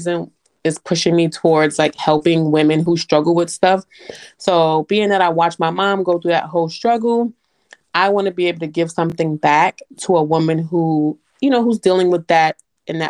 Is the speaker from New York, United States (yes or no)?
yes; New York City, New York, United States; moved away as an adult; now in Atlanta, United States; I'm originally from New York City, born and raised. I moved to Atlanta in 2013